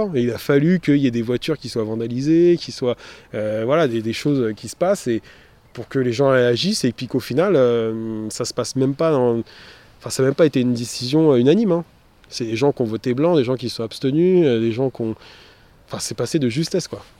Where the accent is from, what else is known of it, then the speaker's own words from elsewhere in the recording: Montreuil, Île-de-France, France; j'ai grandi dans le quartier Paul Signac, rue Rochebrune au 18 toute ma vie.